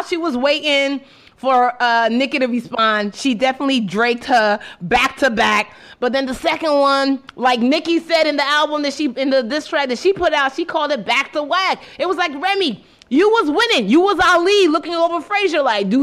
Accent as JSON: {"language": "English", "country": "Nigeria", "said": "I am Nigerian"}